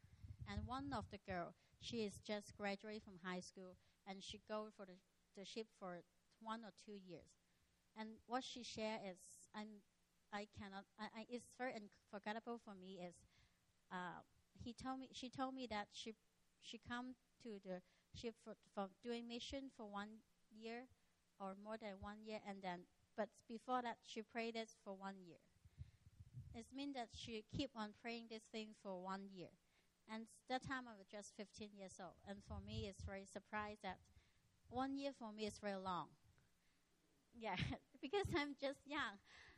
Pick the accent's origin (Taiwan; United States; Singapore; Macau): Macau; also born or lived in Hong Kong; So when I was six, I was born in Hong Kong. And Hong Kong is just so near. You need to take 1 hour ferry to Macau. And when I'm six, our whole family moved to Macau.